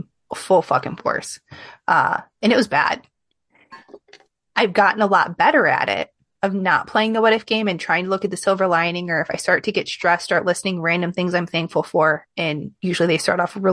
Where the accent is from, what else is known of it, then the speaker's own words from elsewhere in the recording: Midwest, United States; accent: Midwest plus a little bit of Southern; I have this weird mix of Midwest plus a little bit of Southern, like mixed in my colloquialisms and sometimes my accent